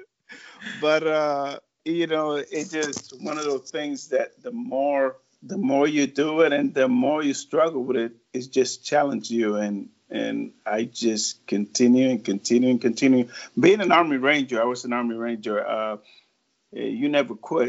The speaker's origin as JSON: {"language": "English", "country": "Puerto Rico", "moved": "yes", "said": "I'm originally from Puerto Rico."}